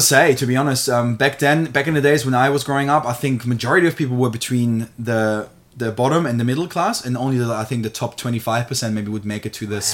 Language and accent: English; Germany; now in Australia; I'm born and raised in Germany. So I haven't always lived here in Australia